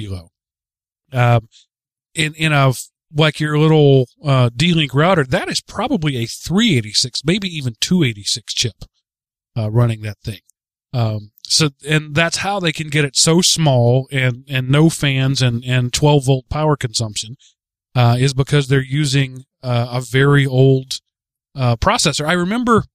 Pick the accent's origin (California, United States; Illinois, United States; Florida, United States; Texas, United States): Texas, United States; I'm from Texas and I've grown up in rural areas all my life.